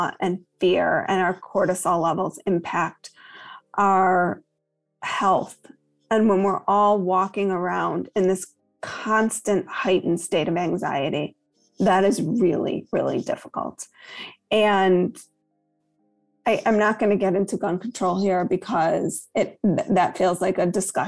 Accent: Chicago, Illinois, United States; I grew up on the North Shore of Chicago

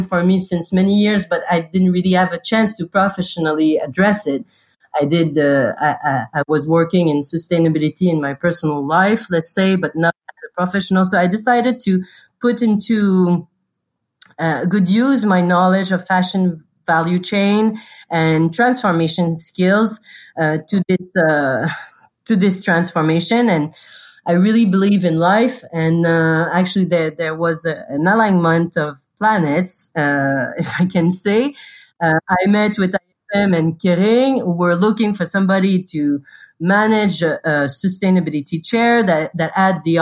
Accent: Canada; moved away as an adult; also born or lived in Montreal / China; now in Paris, France; I'm Canadian

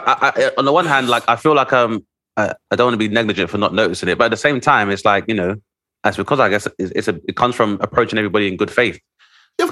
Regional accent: United Kingdom; being a British national as a black dude, being able to play basketball and having those opportunities

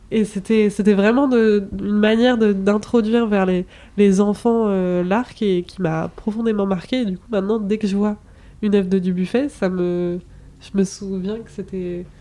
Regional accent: Brittany, France; j'ai grandi en Bretagne

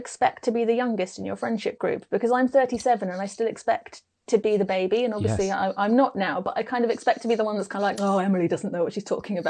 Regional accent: Lincoln, East Midlands, United Kingdom; So when I said I was from Lincoln, people would go, oh, a lovely castle. I was like, yeah, but that's not where you spend your teen years.

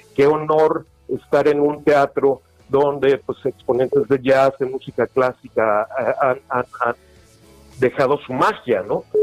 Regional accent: Mexico; somos mexicanos

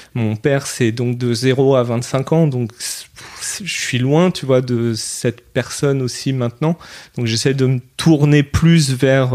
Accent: France; mon pays, la France, c'est là où j'ai grandi

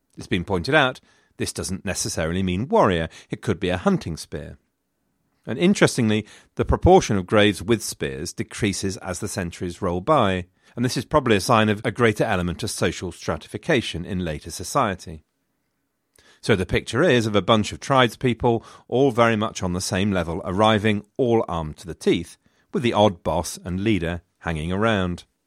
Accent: England, United Kingdom

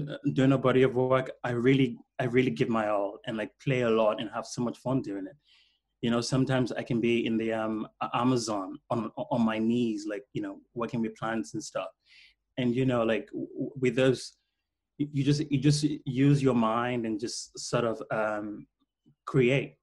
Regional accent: Freetown, Western Area, Sierra Leone; now in London, United Kingdom; I was born in Freetown to a very poor family. So we didn't really have, like TV.

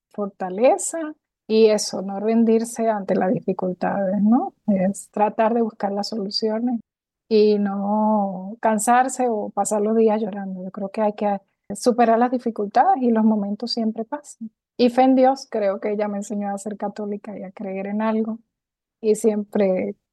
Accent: near the Colombian border, Venezuelan Andes, Venezuela; moved away as an adult; now in Costa Rica; ciudad que está ubicada en los Andes venezolanos, frontera con Colombia. Me crié en una ciudad cercana a Colombia

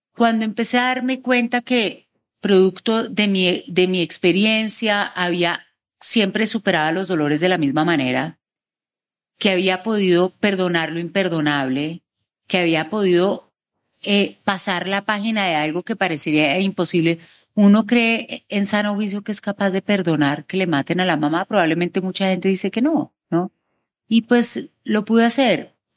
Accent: Bogotá, Colombia; yo soy bogotana

